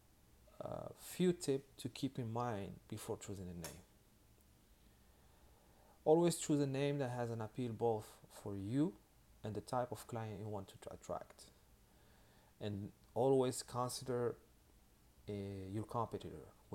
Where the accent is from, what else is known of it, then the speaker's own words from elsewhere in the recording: Miami, Florida, United States; I'm from Miami